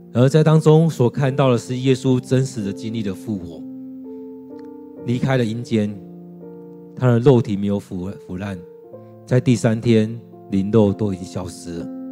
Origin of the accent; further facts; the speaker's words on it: Taiwan; 在我们台湾人当中，我们超级害怕死亡的